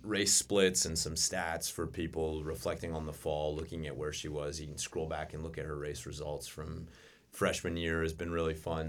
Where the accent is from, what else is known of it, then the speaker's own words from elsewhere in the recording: Winona Lake, Indiana, United States; also born or lived in North Carolina; grew up in Winona Lake, Um, my parents were Grace graduates and met at Grace, got married and, um, never left